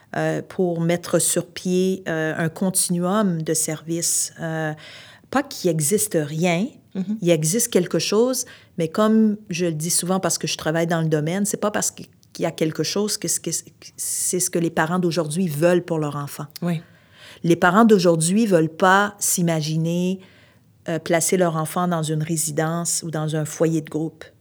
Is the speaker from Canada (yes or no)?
yes; Montreal, Quebec, Canada; also born or lived in Outaouais; now in Montreal, Canada; je suis originaire de Montréal